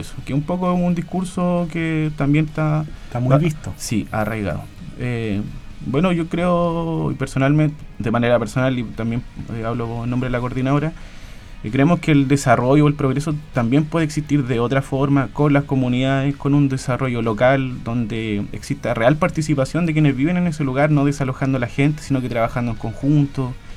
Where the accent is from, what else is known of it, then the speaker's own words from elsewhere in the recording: Hualpén, Biobío, Chile; somos toda gente de Hualpén, vecinos, vecinas